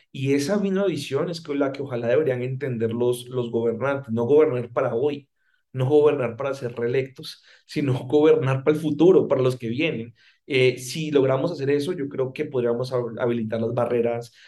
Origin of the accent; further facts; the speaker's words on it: Colombia; moved away as an adult; now in Mexico; si bien llevo los últimos 12 años de mi carrera profesional viviendo en México, eh, como te puedes dar cuenta, soy colombiano